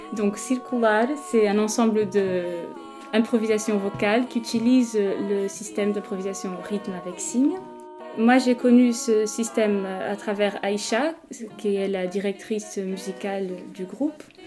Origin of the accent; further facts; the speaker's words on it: Portugal; French is a second language; je suis portugaise